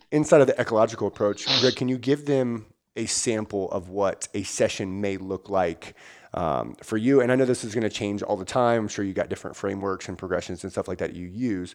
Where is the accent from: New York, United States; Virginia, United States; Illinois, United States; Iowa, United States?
Virginia, United States; now in Washington, United States; I'm from Virginia originally, live in Washington now